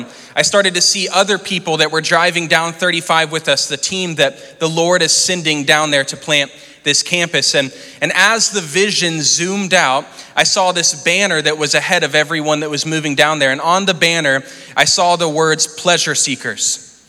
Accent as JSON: {"language": "English", "town": "Fort Worth", "region": "Texas", "country": "United States", "tie": "born or raised there", "said": "you're like me, you were born and raised in Fort Worth and the idea of ever leaving sounds crazy"}